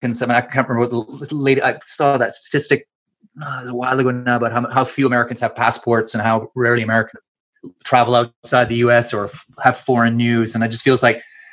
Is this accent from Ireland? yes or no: no; Canada; accent: Canadian; moved away as an adult; also born or lived in Edinburgh, Scotland; now in London, United Kingdom; I was born in Scotland, Edinburgh, but we emigrated to Canada when I was just a baby. So I grew up in Canada, feel Canadian, sound Canadian